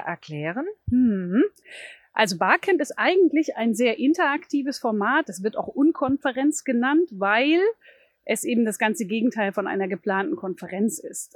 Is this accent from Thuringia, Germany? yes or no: yes; Thuringia, Germany; now in Bremen, Germany; bin aber ursprünglich aus Thüringen.